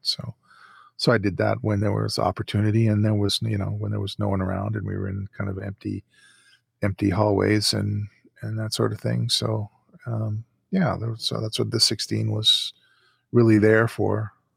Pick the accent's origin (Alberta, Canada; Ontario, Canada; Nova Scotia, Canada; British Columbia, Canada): Alberta, Canada; Calgary; in my hometown here.